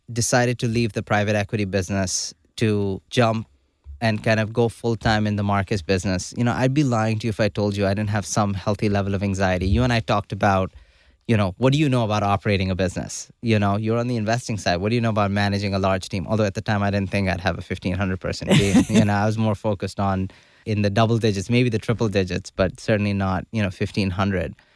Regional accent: Karachi, Sindh, Pakistan; moved away as an adult; also born or lived in Hanover, New Hampshire, United States; now in United States; I grew up in Karachi, Pakistan. You know, did all my schooling there

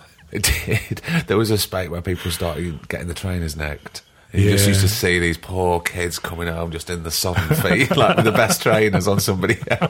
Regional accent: Barnsley, Yorkshire and the Humber, United Kingdom; But I was Barnsley. I was growing up in Barnsley.

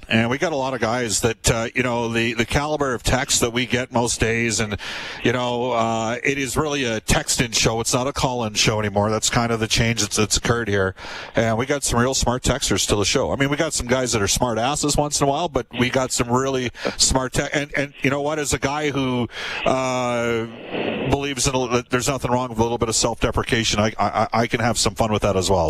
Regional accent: Alberta, Canada; I'm from Alberta

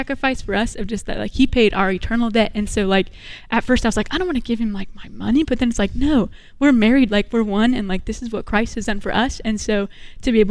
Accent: Indianapolis, Indiana, United States; We're from Indianapolis, Indiana

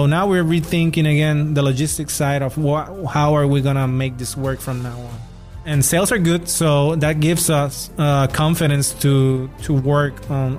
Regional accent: Spain; Since I came from Spain, that has been my mindset, like, from day one since I got here.

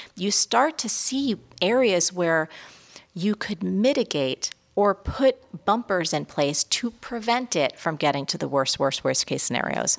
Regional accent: New York City, New York, United States; as a New Yorker

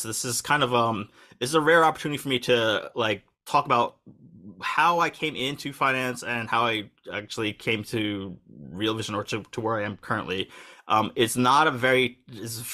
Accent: United States; moved away as an adult; also born or lived in New York; now in Tokyo, Japan; I'm, you know, U.S. born and raised, as you can tell by my accent

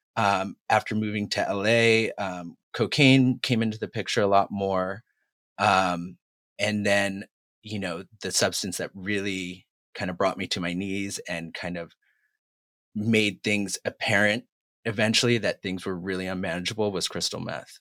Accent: Massachusetts, United States; moved away as an adult; now in Los Angeles, United States; I'm originally from Massachusetts. I've lived in L A now for about twenty-two years

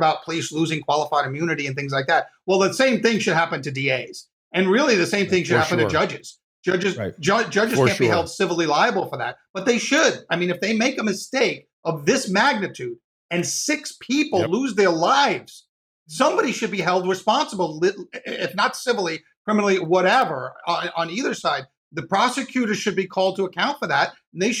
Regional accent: New York, United States; I grew up in New York

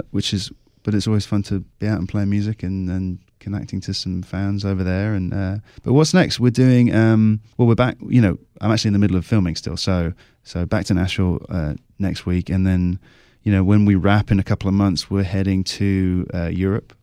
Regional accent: Cornwall, South West England, United Kingdom; moved away as an adult; also born or lived in London; I grew up in Southwest England in Cornwall, Uh, moved to London, did my acting degree there, and I've been living in London for a while.

